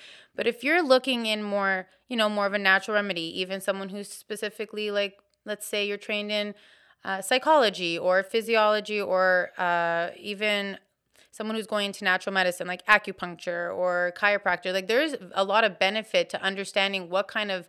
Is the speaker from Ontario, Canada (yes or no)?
yes; Woodbridge, Ontario, Canada; now in Hamilton, Canada; I'm new to Hamilton. I'm from Vaughan.